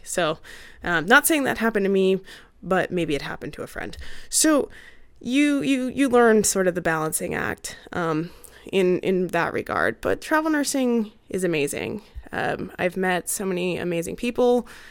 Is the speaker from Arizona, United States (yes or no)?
yes; Arizona, United States; moved away as an adult; also born or lived in Maryland / Arkansas / Oregon / Utah; Arizona is actually my home state